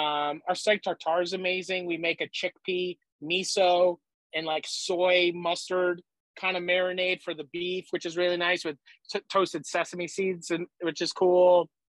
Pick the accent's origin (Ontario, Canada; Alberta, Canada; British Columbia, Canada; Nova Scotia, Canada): Nova Scotia, Canada; also born or lived in New Brunswick / Prince Edward Island; I was born in St. John, New Brunswick. Then we lived all over Nova Scotia. I lived in New Brunswick. I lived in PEI. I lived in Nova Scotia, all over in three provinces.